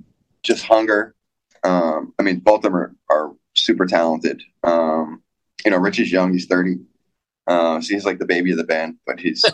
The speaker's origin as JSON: {"language": "English", "town": "New York City", "region": "New York", "country": "United States", "tie": "born or raised there", "moved": "yes", "said": "I grew up in the Bronx."}